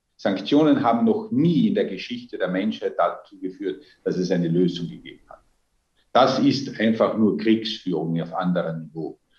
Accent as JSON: {"language": "German", "country": "Austria", "said": "Als Österreicher"}